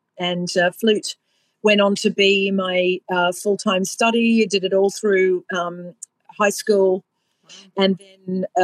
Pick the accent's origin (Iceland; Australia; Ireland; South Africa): Australia; Sydney, New South Wales; So I grew up in Australia. I was born in Sydney, and I grew up in a very musical home